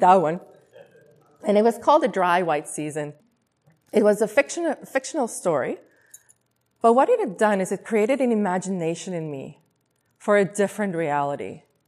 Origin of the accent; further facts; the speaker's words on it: South Africa; moved away as an adult; also born or lived in Taiwan; now in Vancouver, Canada; I was born and raised in South Africa